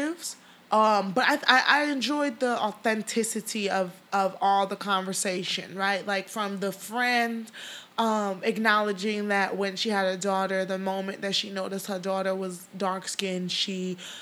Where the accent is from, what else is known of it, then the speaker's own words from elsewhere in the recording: Chicago, Illinois, United States; also born or lived in Portugal / Nigeria (ancestry); I moved to Chicago. I'm 5 years old